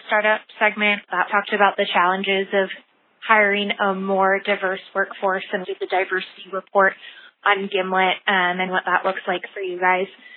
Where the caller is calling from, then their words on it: Bellingham, Washington, United States; I'm calling from Bellingham, Washington.